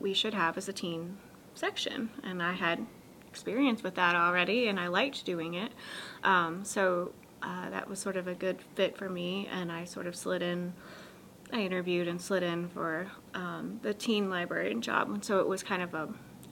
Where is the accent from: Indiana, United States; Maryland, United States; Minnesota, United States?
Indiana, United States; Newburgh; moved away as an adult; now in Anderson, United States; I started working in my hometown as the teen library assistant